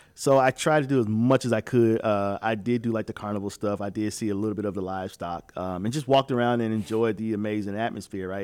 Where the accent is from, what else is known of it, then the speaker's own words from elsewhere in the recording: Midwest, United States; moved away; I'm from the Midwest